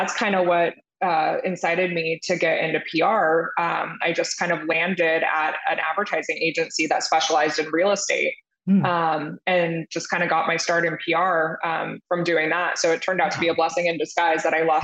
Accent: Ventura County, Southern California, United States; moved away; born and raised in Southern California, kind of grew up in Ventura County area, if you know where that is, halfway between like LA and Santa Barbara.

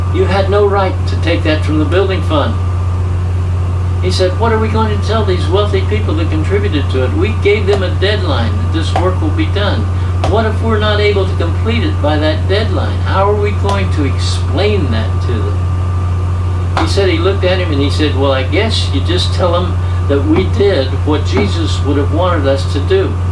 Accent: Kentucky, United States; being from Kentucky

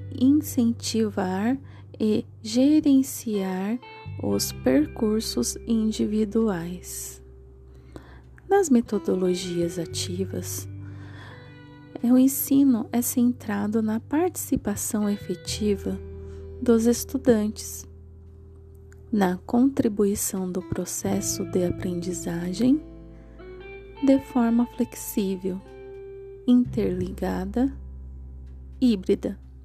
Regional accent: Santo André, São Paulo, Brazil; sou da cidade de Santo André

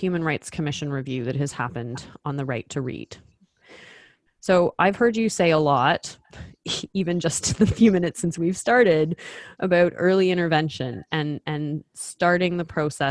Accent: Ottawa, Ontario, Canada; moved away as an adult; now in Toronto, Canada; I grew up in Ottawa, which is a very bilingual community because Quebec is across the river. And I grew up speaking French

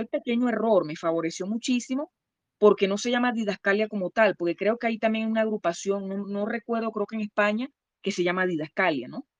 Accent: Maracaibo, Zulia, Venezuela; moved away; yo vengo de Maracaibo, Estado Zulia

